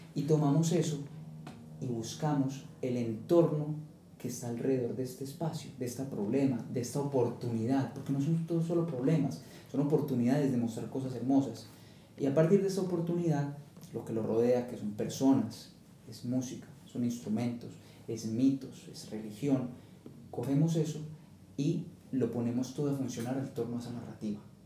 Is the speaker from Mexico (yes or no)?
no; Colombia; eres colombiano y solo puedes pensar como colombiano